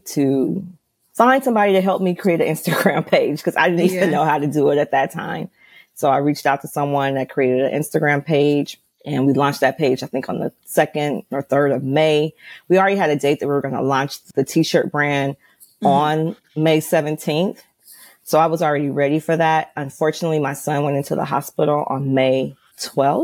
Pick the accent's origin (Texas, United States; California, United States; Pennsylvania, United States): California, United States; Los Angeles; I'm from Los Angeles.